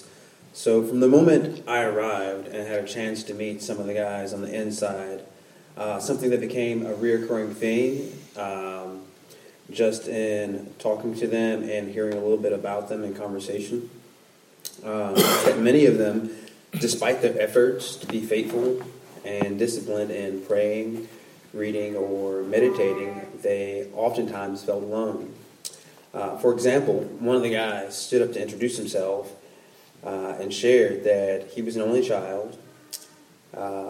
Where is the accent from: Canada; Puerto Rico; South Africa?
Puerto Rico; moved away; I'm from Puerto Rico as well